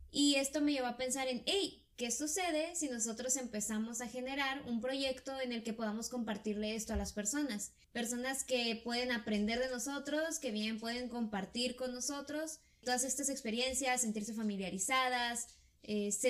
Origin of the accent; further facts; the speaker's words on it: Ensenada, Baja California, Mexico; yo sí soy de Ensenada, Baja California, y aquí nací, y aquí he vivido toda mi vida. Eh, de hecho, yo no conozco mucho de afuera, por ejemplo, no conozco nada de Sonora